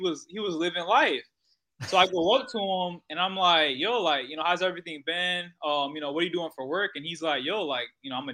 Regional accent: Fort Myers, Florida, United States; my parents are from Haiti. I'm from Fort Myers, Florida, but both of my parents are Haitian

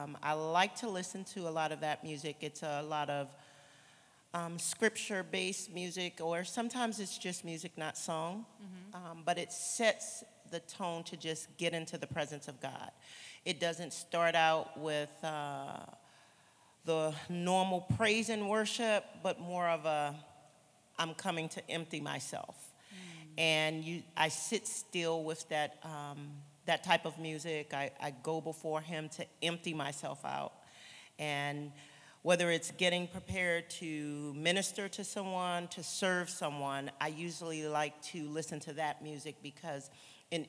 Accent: Alexandria, Virginia, United States; I'm from Alexandria, Virginia.

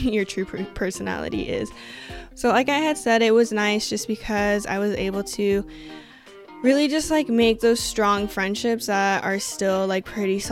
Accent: Washington, United States; moved away as an adult; also born or lived in Colorado, United States / Iowa, United States; I was born in Colorado, but my family and I moved to Washington when I was like 2 or so. So I was pretty much raised on the West Coast

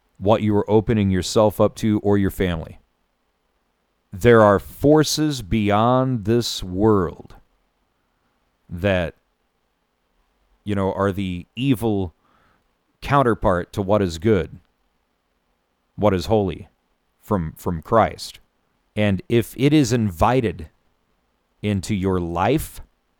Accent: Van Buren, Missouri, United States; where I grew up in Van Buren, Missouri

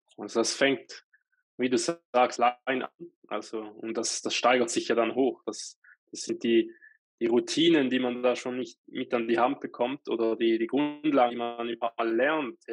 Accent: Switzerland

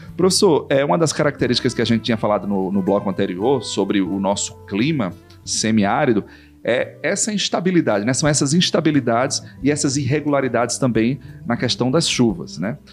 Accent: Sertão, Brazil; also born or lived in Mossoró; como sertanejo, né, quem mora no sertão, nessa região do semiárido

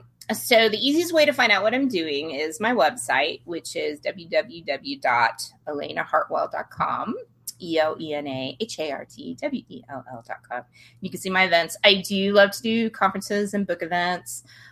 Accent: Washington, United States; well, I am from Washington State and we have some of the best wine in the world.

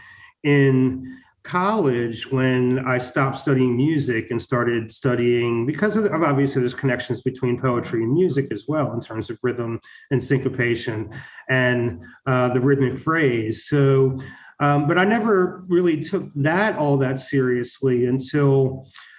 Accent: Baltimore, Maryland, United States; also born or lived in San Francisco / Mississippi / Wisconsin / Arizona; now in Tulsa, United States; I'm originally from Baltimore

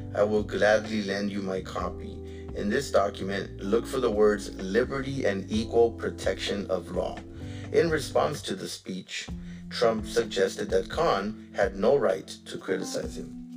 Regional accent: United States; I was born in this fucking country. You know what I'm saying? Like I'm an American citizen

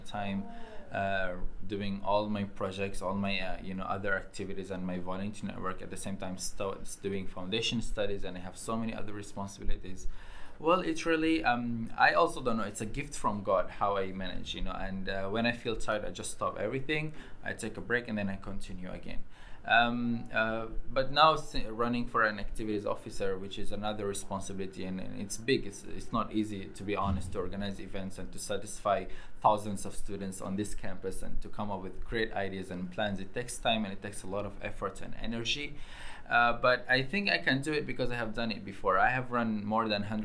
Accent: Syria; now in Nottingham, United Kingdom; from Syria

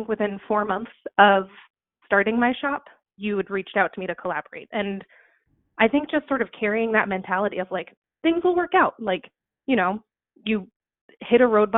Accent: Suffolk County, Long Island, New York, United States; moved away as an adult; now in Maine, United States; I grew up in Suffolk County on Long Island, which has over 3 million people on it now

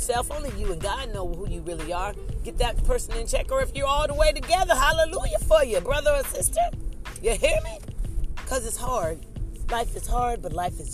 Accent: Ohio, United States; moved away; I'm originally from Ohio

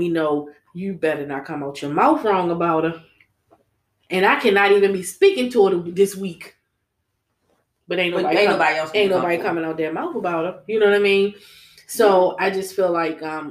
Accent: Baltimore, Maryland, United States; I was coming from East Baltimore

